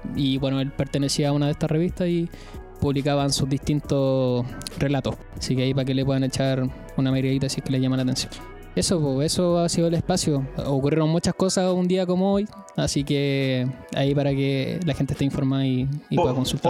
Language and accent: Spanish; Chile; como chileno